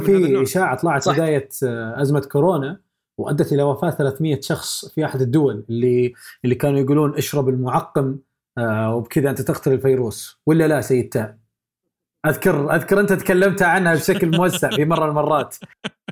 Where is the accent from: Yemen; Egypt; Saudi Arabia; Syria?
Saudi Arabia; عندنا في السعوديه